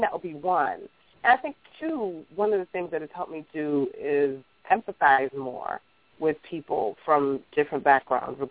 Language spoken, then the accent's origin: English; United States; also born or lived in Africa; even though I was born in Africa, raised here